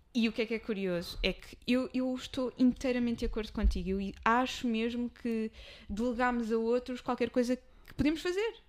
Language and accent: Portuguese; Amadora, Lisbon, Portugal; apesar de ser o meu espaço, nascida, criada, mas não vou morrer na Amadora